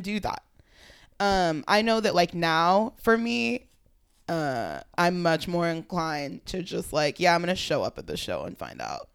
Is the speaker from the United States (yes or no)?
yes; Fremont, California, United States; also born or lived in Oakland; I grew up, I lived in Fremont. I was born in Oakland